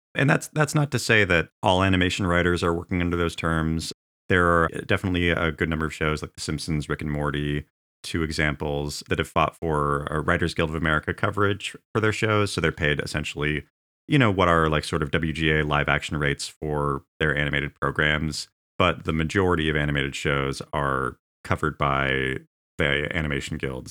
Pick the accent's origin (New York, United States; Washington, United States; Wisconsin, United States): Washington, United States; Tulalip Reservation; I grew up in the Tlaloc Reservation